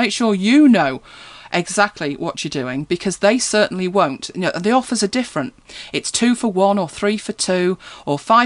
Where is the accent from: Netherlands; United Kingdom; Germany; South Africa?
United Kingdom; I know we're British, aren't we? We're terribly British